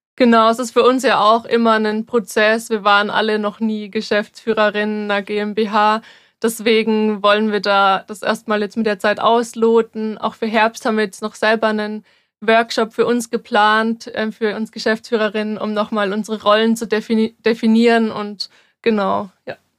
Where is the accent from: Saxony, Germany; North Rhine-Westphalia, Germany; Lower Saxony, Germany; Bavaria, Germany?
Bavaria, Germany; near Würzburg; ich bin 24 und ich komme auch aus der Nähe von Würzburg